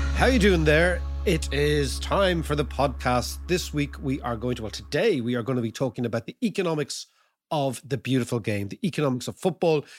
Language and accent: English; Ireland; being a typical paddy